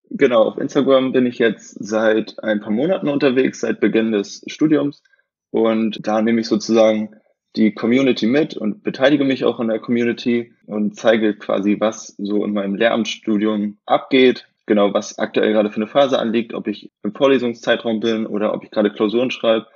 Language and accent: German; near Rostock, Mecklenburg-Vorpommern, Germany; moved away; also born or lived in Potsdam; ich komme aus der Nähe von Rostock, aus dem wunderschönen Bundesland